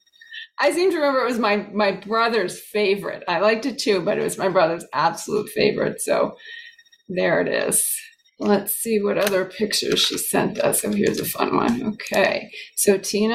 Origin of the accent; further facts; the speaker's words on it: outside of Boston, Massachusetts, United States; I grew up in St. Bridget's Parish, also outside of Boston.